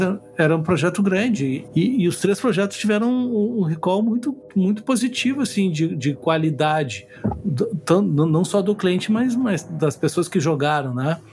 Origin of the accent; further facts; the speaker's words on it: Rio Grande do Sul, Brazil; accent: gaúcho